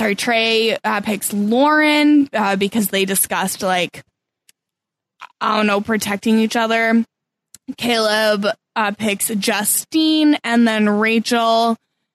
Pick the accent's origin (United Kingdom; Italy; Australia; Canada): Canada; As a Canadian